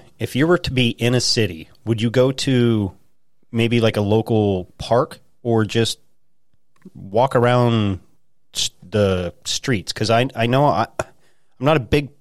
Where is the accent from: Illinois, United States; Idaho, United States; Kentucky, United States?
Idaho, United States; also born or lived in central Pennsylvania; now in Pennsylvania, United States; when I grew up in Idaho